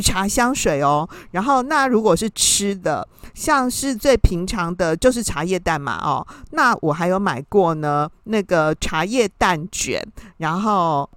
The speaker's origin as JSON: {"language": "Chinese", "country": "Taiwan", "said": "我们台湾人"}